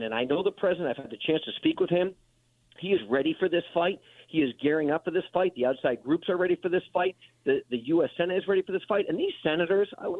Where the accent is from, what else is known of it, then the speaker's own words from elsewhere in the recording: New Hampshire, United States; my home state in New Hampshire